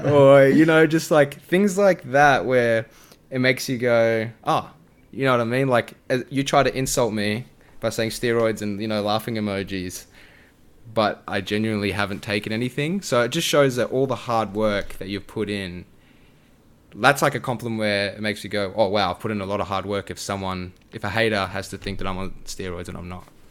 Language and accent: English; Australia; being an Aussie creator